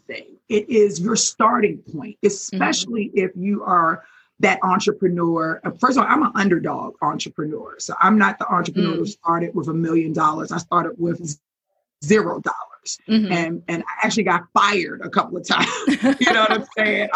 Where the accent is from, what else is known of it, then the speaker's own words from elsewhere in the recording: Baltimore, Maryland, United States; I'm from Baltimore